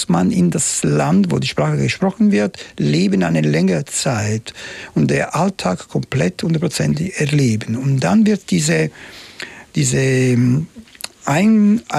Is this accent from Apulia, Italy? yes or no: no; Palermo, Sicily, Italy; German is a second language; das Ende der 60er Jahre ich lebte in Palermo, meine Heimatstadt, und die war natürlich noch nicht so. Wir haben ein bisschen am Rand der Stadt gelebt